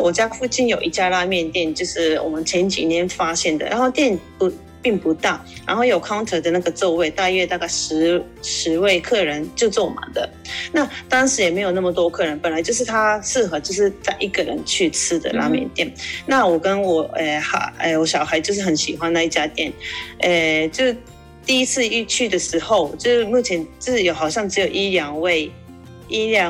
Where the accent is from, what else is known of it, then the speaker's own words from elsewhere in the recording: Kobe, Hyogo, Japan; Chinese is a second language; moved away as an adult; also born or lived in Taiwan / Macau; 我是诶日本的神户出生长大，高中毕业后到台湾留学。读完大学再回来日本，回来后我在日本工作两年